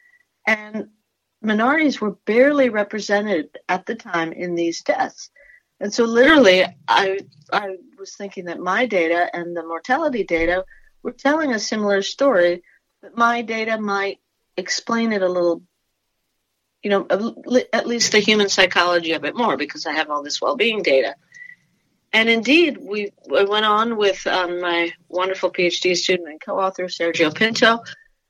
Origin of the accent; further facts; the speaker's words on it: Peru; now in United States; I'm from Peru originally.